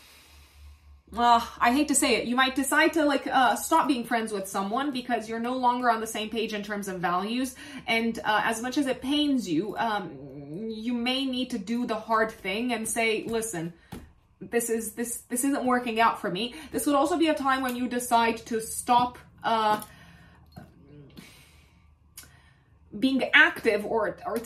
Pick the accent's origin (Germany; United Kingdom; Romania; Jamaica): Romania; I come from Romania